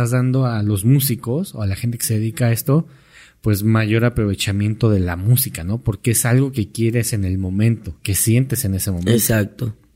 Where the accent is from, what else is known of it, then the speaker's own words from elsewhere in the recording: Monterrey, Nuevo León, Mexico; Soy regio, sí.